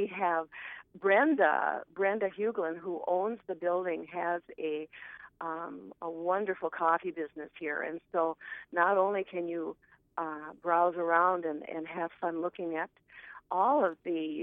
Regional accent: Duluth, Minnesota, United States; moved away as an adult; also born or lived in Tacoma, Washington / Chicago; now in Roseau, United States; I was born and raised and married in Duluth, Minnesota

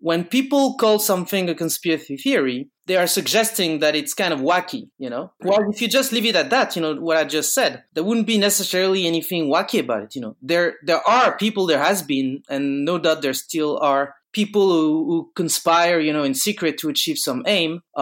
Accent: Bordeaux, Nouvelle-Aquitaine, France; now in Paris, France

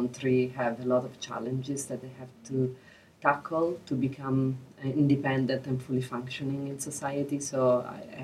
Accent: Italy; English is a second language; moved away as an adult; also born or lived in Peru; now in United States; I'm an immigrant myself. I am originally from Italy, and then I graduated from university. I worked a few years in Italy, and then I moved to Peru

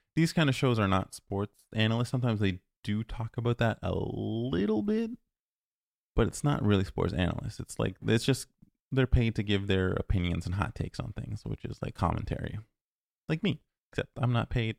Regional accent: Ontario, Canada; moved away; I'm originally from Ontario

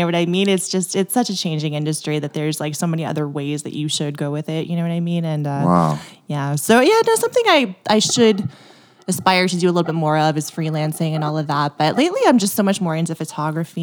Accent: Windsor, Ontario, Canada; Windsor, Ontario

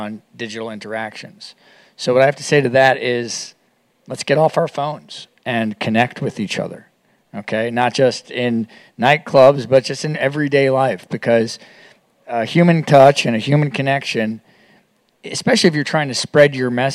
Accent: New York City, New York, United States; I work here in New York City. I'm from New York

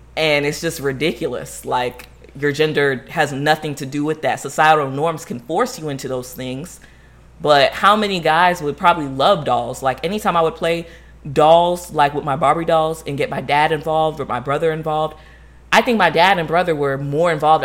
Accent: Florida, United States; growing up, um, as Haitian in Florida or Haitian American in Florida

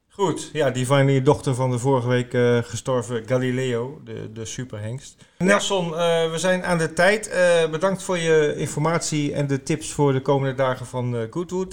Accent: Groningen, Netherlands; moved away; ik kom uit Groningen oorspronkelijk.

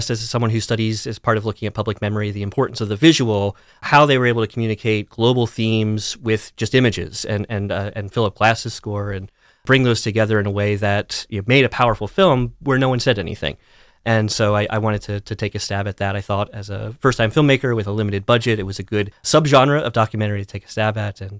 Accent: Pennsylvania, United States; also born or lived in Dallas, Texas; I grew up uh, mostly in elementary school down towards Lancaster County in Pennsylvania. I had middle school stint in Dallas, Texas area, and then uh, most of high school in western Pennsylvania, sort of near Clarion

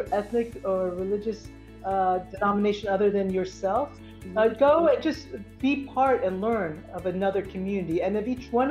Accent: Philadelphia, Pennsylvania, United States; I was born in Philadelphia, Pennsylvania.

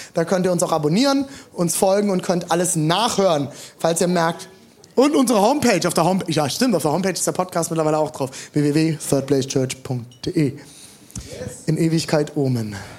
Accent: Germany; born or raised there

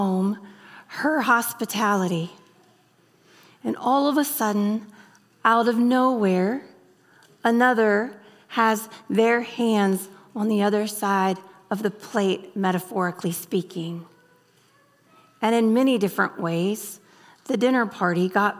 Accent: the South, United States; moved away as an adult; now in Kentucky, United States; I'm from the South.

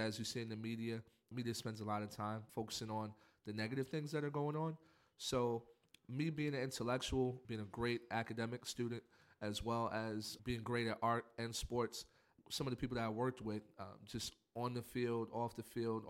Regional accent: New York City, New York, United States; Growing up in Spanish Harlem

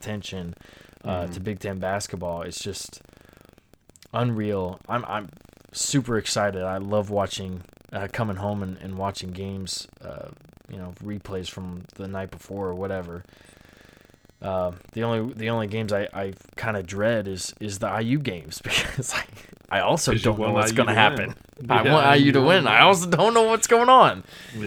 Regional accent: Indiana, United States; we are from Indiana

